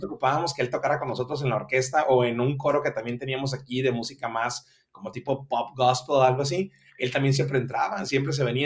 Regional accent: Mazatlán, Sinaloa, Mexico; now in Culiacán, Mexico; yo soy originario de Mazatlán, Sinaloa, pero nos venimos aquí a vivir desde el 1996 a, la edad de 12 años míos

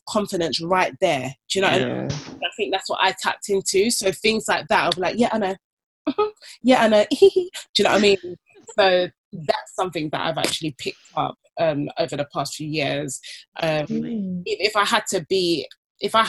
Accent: Nigeria; I'm Nigerian

